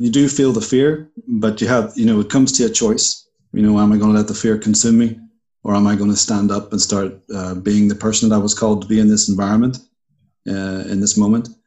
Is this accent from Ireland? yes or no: yes; Ireland; also born or lived in Puerto Rico; So I'm an Irishman.